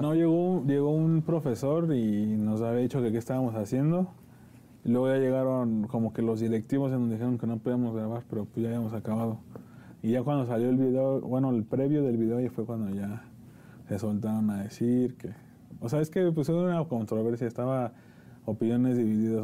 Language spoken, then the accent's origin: Spanish; Nezahualcóyotl, State of Mexico, Mexico; nosotros venimos de Nesa